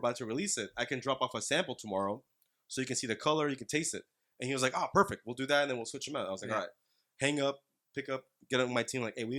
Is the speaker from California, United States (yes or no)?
yes; Los Angeles, California, United States; born or raised there; also born or lived in Oaxaca, Mexico